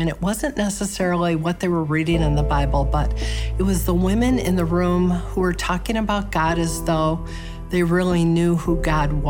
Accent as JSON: {"language": "English", "town": "Chicago", "region": "Illinois", "country": "United States", "tie": "born or raised there", "said": "I was born and raised in Chicago, still live there"}